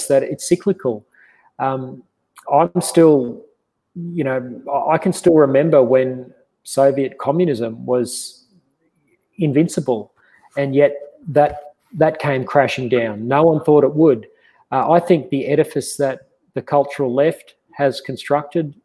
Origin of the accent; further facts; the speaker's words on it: Queensland, Australia; moved away; came up back up to Queensland, my home state